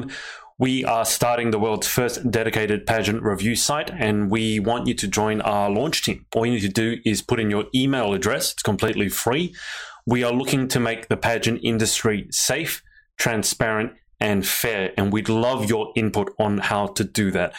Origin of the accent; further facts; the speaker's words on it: Australia; I'm from Australia